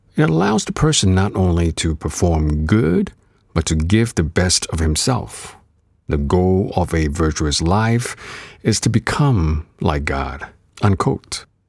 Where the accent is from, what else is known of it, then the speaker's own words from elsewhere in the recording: Singapore; moved away; also born or lived in Canada; I was an active kid growing up in Singapore before moving on to Canada